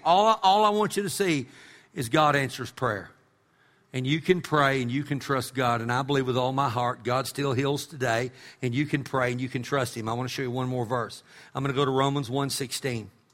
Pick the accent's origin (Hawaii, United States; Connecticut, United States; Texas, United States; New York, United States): Texas, United States; Amarillo; when I was a kid growing up in Amarillo